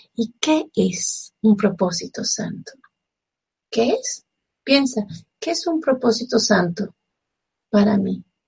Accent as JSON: {"language": "Spanish", "country": "Venezuela", "said": "como venezolana que soy"}